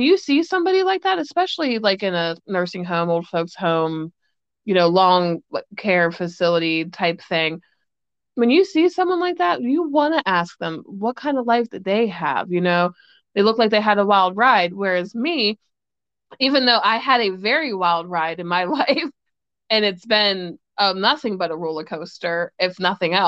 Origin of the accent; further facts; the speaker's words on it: Pittsburgh, Pennsylvania, United States; I was born and raised in Pittsburgh, Pennsylvania